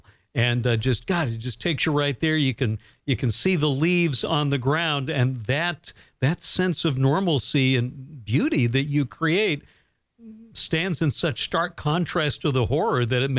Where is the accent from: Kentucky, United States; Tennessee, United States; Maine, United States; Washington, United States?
Maine, United States; Bangor; growing up here in Bangor, Maine.